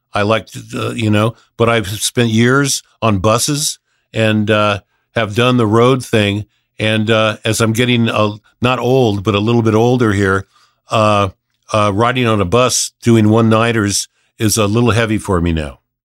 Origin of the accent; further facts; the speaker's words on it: Los Angeles, California, United States; also born or lived in Hidden Hills, California; I grew up, I was born and raised in Reseda